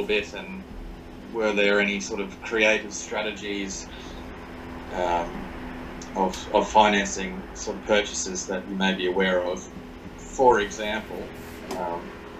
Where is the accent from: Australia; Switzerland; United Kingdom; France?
Australia; I'm Australian